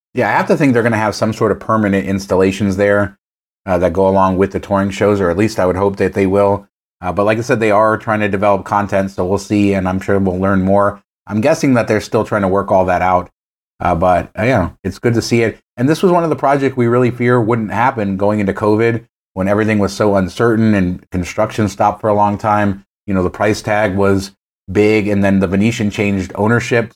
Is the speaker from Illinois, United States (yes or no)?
no; Las Vegas, Nevada, United States; Growing up in Las Vegas